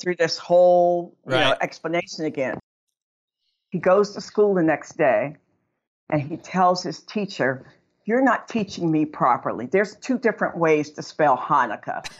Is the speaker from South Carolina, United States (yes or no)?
no; Aliquippa, Pennsylvania, United States; I'm actually from the Pittsburgh area in a little town called Aliquippa